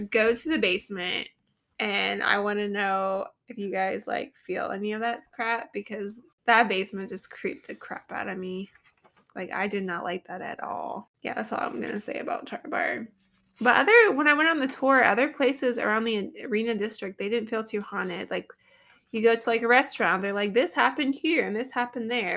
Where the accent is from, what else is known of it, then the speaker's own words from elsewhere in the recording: Columbus, Ohio, United States; my hometown is Columbus, Ohio